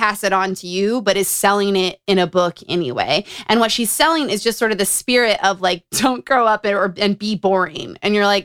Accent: Utah, United States; Growing up in Utah

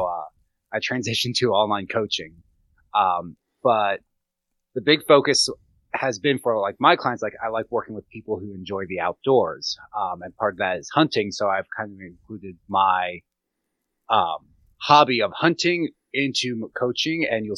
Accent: Gettysburg, Pennsylvania, United States; I grew up around hunters in Gettysburg, but did not hunt.

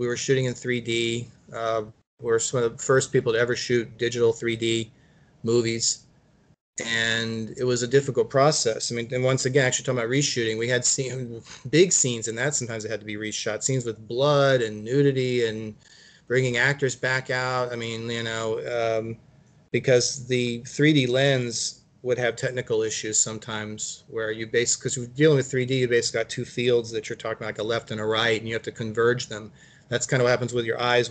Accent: Virginia, United States; now in California, United States; I'm from Virginia originally

